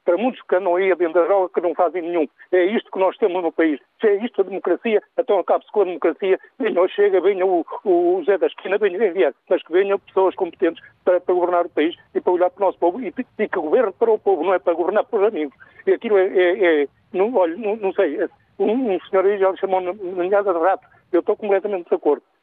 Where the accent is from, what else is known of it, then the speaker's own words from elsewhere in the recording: Portugal; eu sou português